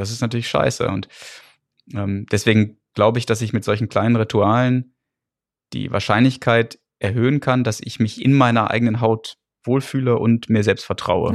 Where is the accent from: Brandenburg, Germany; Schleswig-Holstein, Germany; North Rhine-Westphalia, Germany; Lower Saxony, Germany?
North Rhine-Westphalia, Germany; Gütersloh; moved away as an adult; now in England, United Kingdom; wo ich herkomme, bo gut bodenständiges Gütersloh